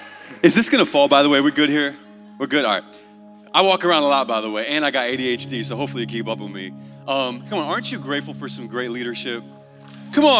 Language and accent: English; Portugal; I'm from Portugal.